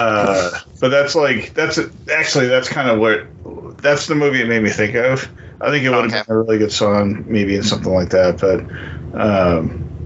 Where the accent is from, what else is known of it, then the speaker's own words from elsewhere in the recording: upstate New York, United States; moved away as an adult; now in Austin, United States; I grew up in, like, Cowtown. So upstate New York, 8 hours from the city, is it's all farms